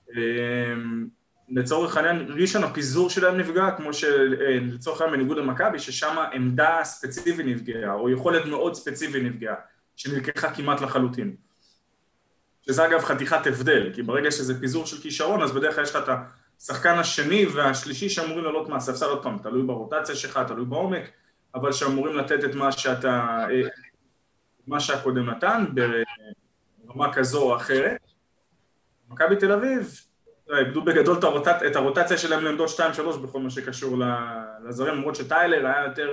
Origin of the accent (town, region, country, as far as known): Israel